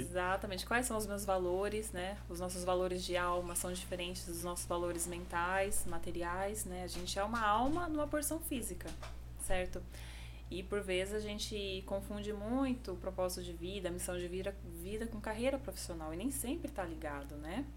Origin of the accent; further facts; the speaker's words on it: Indaiatuba, São Paulo, Brazil; moved away as an adult; also born or lived in Paraná / Jericoacoara, Ceará; now in João Pessoa, Brazil; eu cresci ali no interior de São Paulo. Por isso que eu puxo bastante o R